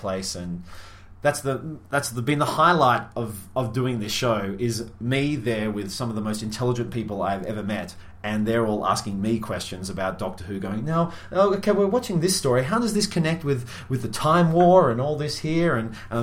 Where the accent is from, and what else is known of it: Australia